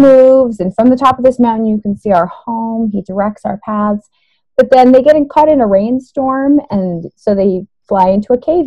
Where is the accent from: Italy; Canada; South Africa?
Canada; I'm from Canada